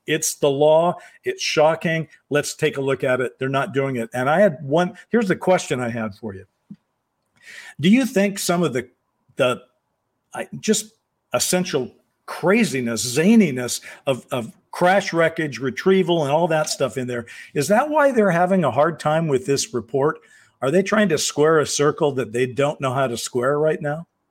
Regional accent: United States; I'm an American who's been around for a long time

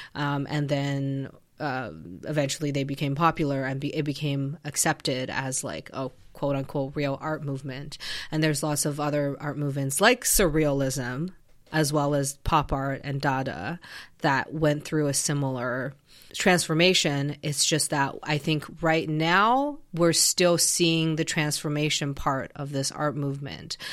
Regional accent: Canada; I'm Canadian

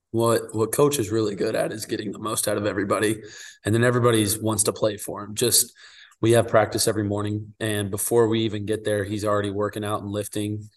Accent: Wichita, Kansas, United States; I'm originally from Wichita, Kansas, and my dad played at Wichita State. So my favorite team growing up was the Shockers

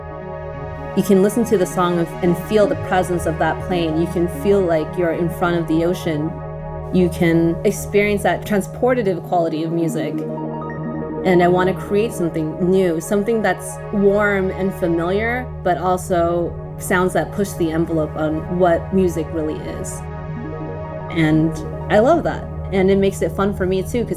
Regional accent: Torrance, California, United States; I grew up in Torrance, which is considered the South Bay of Los Angeles

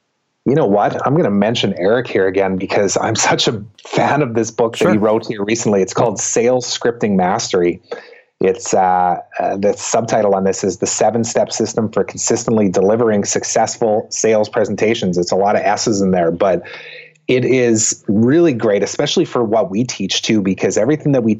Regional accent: Canada; I'm Canadian

